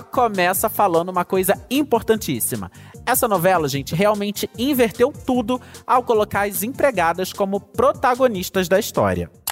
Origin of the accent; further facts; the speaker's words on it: Rio de Janeiro, Brazil; que sou carioca, que sou aqui do Rio de Janeiro